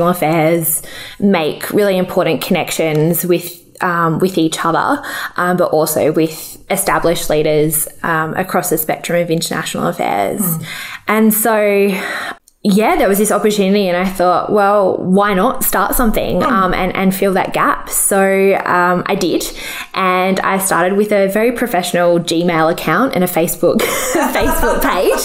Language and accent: English; Adelaide, South Australia, Australia; moved away as an adult; now in Canberra, Australia; So I grew up in South Australia, so I'm a proud Adelaidean, but I've lived in Canberra now for the last six years.